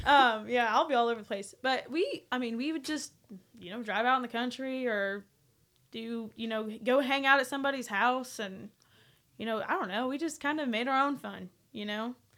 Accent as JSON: {"language": "English", "town": "Medford", "region": "Oklahoma", "country": "United States", "tie": "born or raised there", "moved": "as an adult", "lives_now": "Nashville, United States", "said": "I grew up, like, ten minutes away from Twister"}